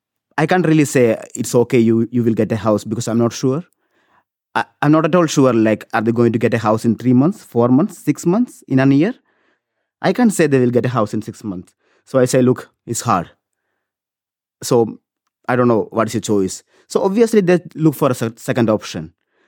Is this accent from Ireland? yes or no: yes; Cork, Munster, Ireland; because I'm from Cork, and the new nurses in Cork, they can't find any shared accommodation anywhere near to the hospital.